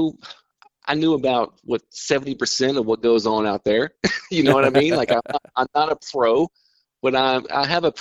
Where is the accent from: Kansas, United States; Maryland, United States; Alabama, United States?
Alabama, United States; Baldwin County; also born or lived in Miami, Florida; now in Perdido, United States; I'm originally from Baldwin County, Alabama, Daphne Fairhope area